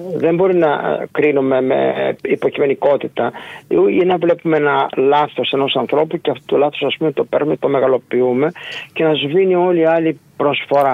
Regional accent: Ioannina, Epirus, Greece; also born or lived in Agrinio / Aetolia-Acarnania; now in Nafpaktos, Greece; ήμουν τέσσερα χρόνια μαθητή στο γυμνάσιο στο Αγρίνιο κατάγομαι από τα Γιάννη

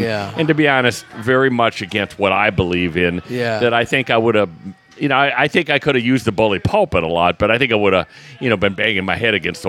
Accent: Appleton, Wisconsin, United States; moved away as an adult; also born or lived in Chicago; now in New Orleans, United States; I am from the great city of Appleton, Wisconsin.

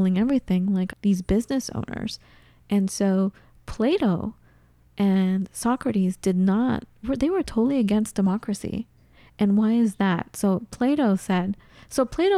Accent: United States; I'm an American and we live here

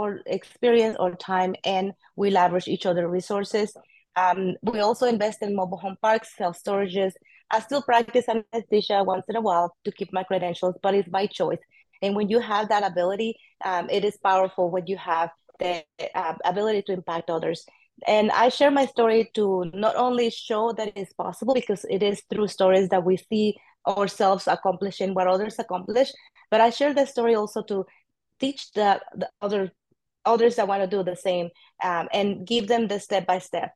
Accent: Mexico; English is a second language; moved away as an adult; now in Austin, United States; I am an immigrant from Mexico. Came at the age of 23 to Austin, Texas.

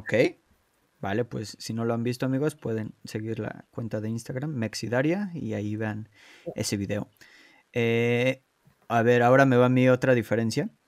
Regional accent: Mexico City, Mexico; moved away as an adult; now in Poland; cuando me mudé de, de, México, de la Ciudad de México a Polonia

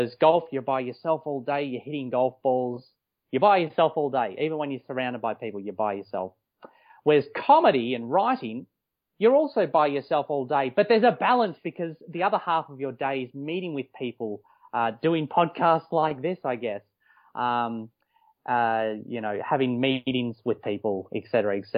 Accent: Melbourne, Victoria, Australia; also born or lived in Los Angeles, United States / Wellington, New Zealand; now in Melbourne, Australia; I grew up in Melbourne, Victoria. I was born in Mitcham, to be specific

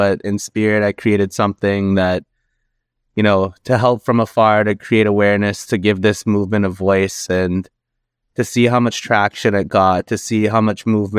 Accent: Kitigan-Zibi, Quebec, Canada; I'm Algonquin from Kitigan-Zibi and Anishinaabe. That's where I'm currently at right now.

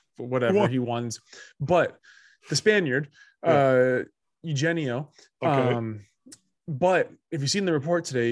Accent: Italy; moved away; any team from my home country

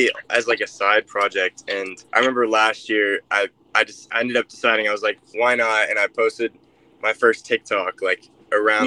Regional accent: Austin, Texas, United States; I'm from Austin, Texas

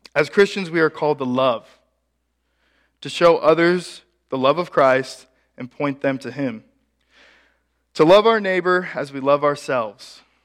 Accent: Ashland, Nebraska, United States; my hometown of Ashland, Nebraska

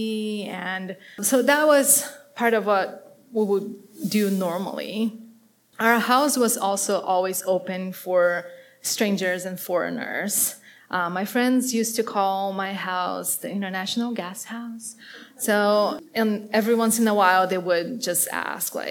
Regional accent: Curitiba, Paraná, Brazil; English is a second language; moved away; I grew up in Brazil in South America, and in a big city. My city today has probably like 2.5 million people, and it's called Curitiba, it's in the south

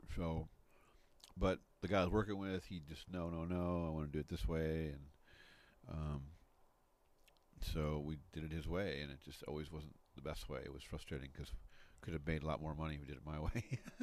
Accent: Midwest, United States; moved away; also born or lived in Grand Canyon, Arizona; I grew up in the Midwest

